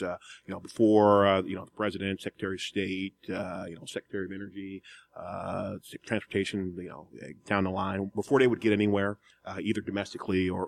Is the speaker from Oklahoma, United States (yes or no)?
no; Aurora, Ohio, United States; I'm actually an Ohio native. I grew up in outside of Cleveland, about a half an hour southeast of Cleveland, a little small town called Aurora